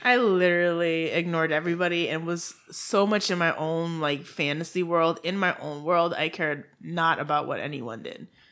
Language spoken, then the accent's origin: English; Haiti; accent: Haitian; my Haitian accent